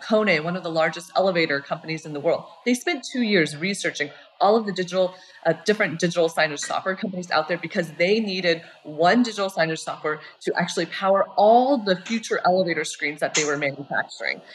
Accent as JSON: {"language": "English", "region": "Colorado", "country": "United States", "tie": "born or raised there", "also_born_or_lived": "Berkeley, California", "moved": "as an adult", "said": "I grew up in Colorado"}